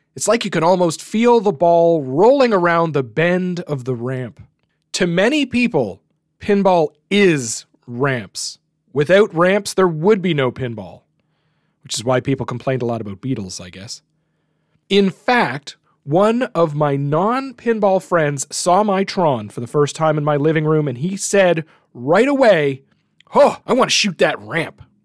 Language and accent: English; Canada; as a Canadian